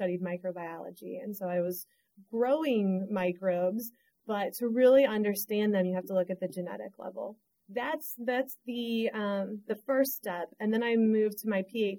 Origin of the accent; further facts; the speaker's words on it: St. Louis, Missouri, United States; now in North Carolina, United States; I grew up in St. Louis, Missouri. So smack dab in the middle of the country